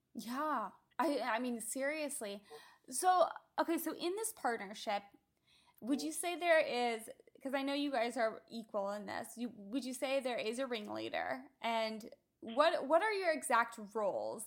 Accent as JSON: {"language": "English", "region": "Midwest", "country": "United States", "tie": "born or raised there", "moved": "yes", "lives_now": "Southern California, United States", "said": "growing up in the Midwest and of our backyard gardens flourishing"}